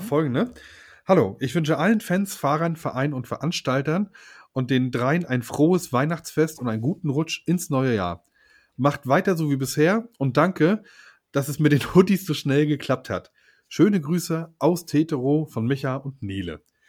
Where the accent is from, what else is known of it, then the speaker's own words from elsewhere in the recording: Mecklenburg-Vorpommern, Germany; also born or lived in Western Pomerania; Ich bin kein Pommer, ich bin Mecklenburger